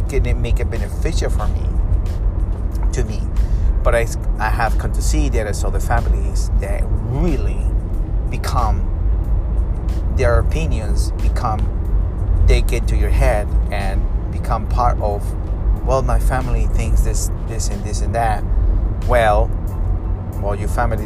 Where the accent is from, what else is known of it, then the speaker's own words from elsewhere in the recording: Peru; I'm from South America, you know, South America, Peru.